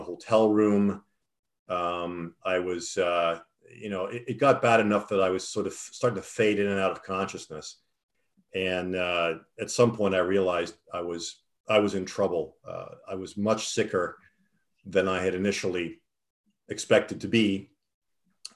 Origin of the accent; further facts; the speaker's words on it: Toronto, Ontario, Canada; I grew up in Toronto.